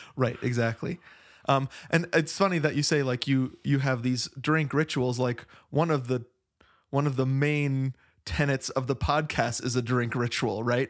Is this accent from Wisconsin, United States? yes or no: yes; Verona, Wisconsin, United States; now in Flagstaff, United States; when people ask where I grew up, um, when I talk about the Wisconsin part, I say Madison